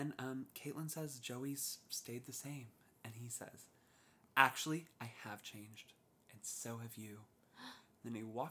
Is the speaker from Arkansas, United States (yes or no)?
no; South Bay, California, United States; we grew up in the South Bay